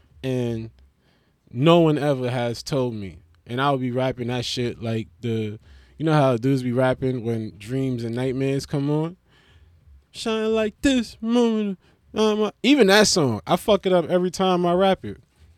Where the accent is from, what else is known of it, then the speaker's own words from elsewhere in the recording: Melbourne, Victoria, Australia; was gonna say I'm from Melbourne, Australia, but I don't sound like an Australian. But suppose, right? I'm still from Melbourne, but I don't sound Australian because I was like, I grew up in like a Brooklyn.